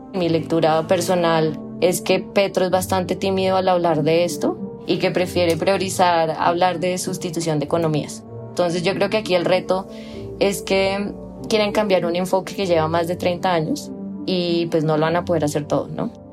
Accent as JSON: {"language": "Spanish", "country": "Colombia", "said": "Yo como ciudadana colombiana"}